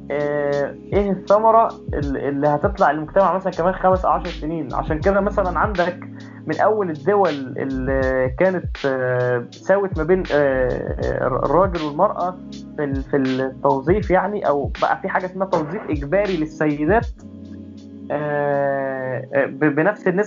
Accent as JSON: {"language": "Arabic", "country": "Egypt", "said": "المجتمع آه، عندنا في مصر مثلا ما بيحترمش البرايفسي ابدا"}